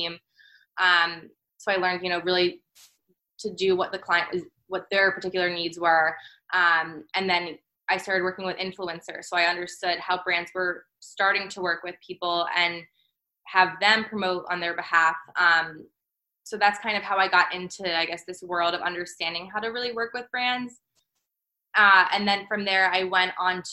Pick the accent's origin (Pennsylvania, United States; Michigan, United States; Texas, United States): Pennsylvania, United States; outside of Philadelphia; moved away as an adult; also born or lived in Maryland; now in New York City, United States; I'm originally from Pennsylvania, from outside of Philly